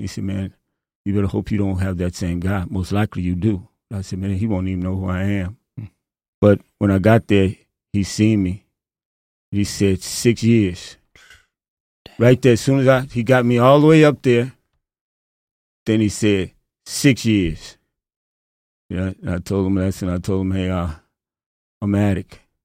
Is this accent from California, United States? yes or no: no; Chicago, Illinois, United States; now in Traverse City, United States; I'm from Chicago